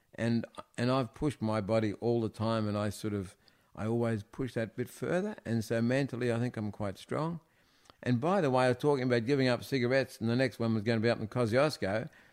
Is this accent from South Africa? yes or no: no; Melbourne, Victoria, Australia; I was born in the Mercy Hospital in East Melbourne. And, um, we lived in Ivanhoe.